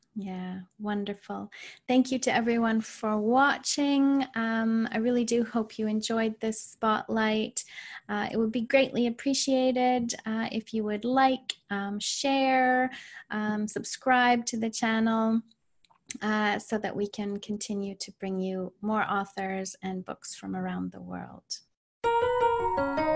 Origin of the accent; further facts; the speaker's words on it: Canada; I'm Canadian.